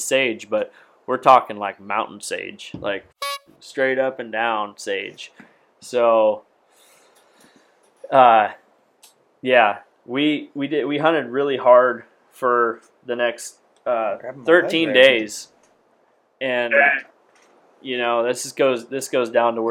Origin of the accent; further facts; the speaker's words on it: Washington, United States; I'm from Washington.